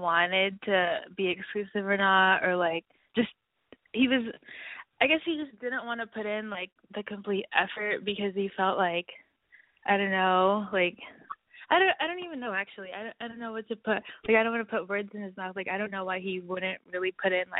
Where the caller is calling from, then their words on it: Los Angeles, California, United States; also born or lived in New York; I'm calling from L.A.